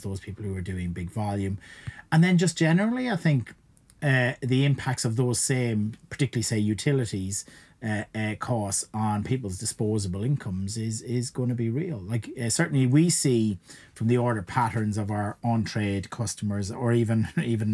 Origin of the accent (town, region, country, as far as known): Ireland; accent: Irish; moved away